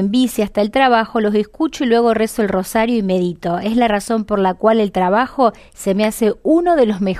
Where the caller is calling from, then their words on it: Villaguay, Entre Ríos, Argentina; de Villaguay, Entre Ríos, trabajando y en la escuela.